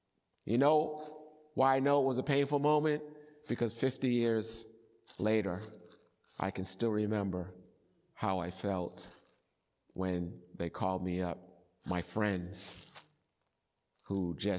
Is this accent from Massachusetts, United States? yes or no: yes; Boston, Massachusetts, United States; And I remember as a child growing up in Boston, and some of you are old enough to remember this, street hockey became a great sport.